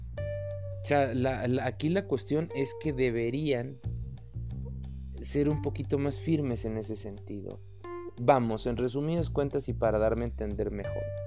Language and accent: Spanish; Mexico; como mexicanos